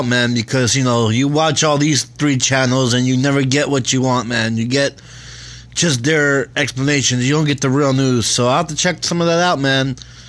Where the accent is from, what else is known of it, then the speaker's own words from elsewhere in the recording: South Florida, United States; I'm from South Florida